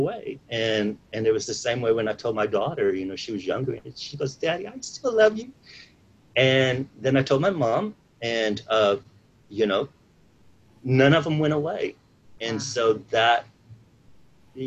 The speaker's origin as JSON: {"language": "English", "town": "San Antonio", "region": "Texas", "country": "United States", "tie": "born or raised there", "also_born_or_lived": "Dallas, Texas", "moved": "as an adult", "said": "I grew up in San Antonio in South Texas. And I moved to Dallas, Texas in June of 1998."}